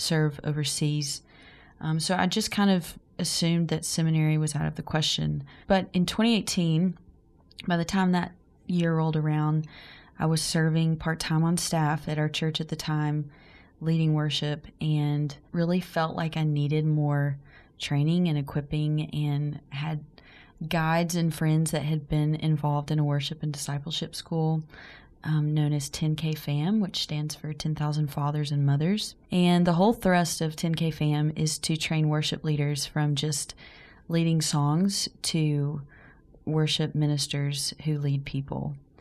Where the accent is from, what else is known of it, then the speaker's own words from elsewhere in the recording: McCalla, Alabama, United States; also born or lived in Birmingham, Alabama; I am from McCalla, Alabama. It's about 35 to 40 minutes outside of Birmingham. And um, I graduated high school, though, in Birmingham